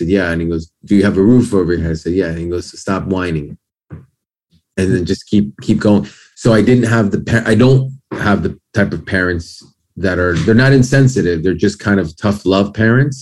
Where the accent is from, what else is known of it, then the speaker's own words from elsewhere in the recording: New York, United States; also born or lived in Lima, Peru / Miami; now in Los Angeles, United States; I was born in Peru and I went to Miami when I was like 2.5, maybe. And then we moved to New York